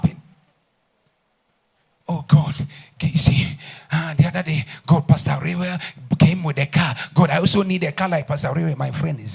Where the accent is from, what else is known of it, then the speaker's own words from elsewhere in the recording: Ghana; first language Ghanaian language; English is a second language; I'm going to speak my mother tongue. My Ghanaian language.